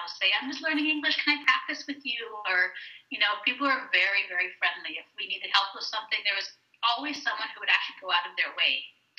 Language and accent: English; Jamaica; moved away; It was a very big change for them, though, because we moved there from Jamaica.